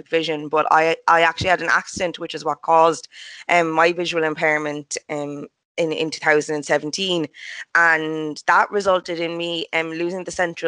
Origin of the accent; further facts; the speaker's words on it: Cork, Munster, Ireland; moved away as an adult; now in Dublin, Ireland; I'm from Cork originally, from just outside the city centre. So I'm 100% a Cork native, but I've only recently moved off to Dublin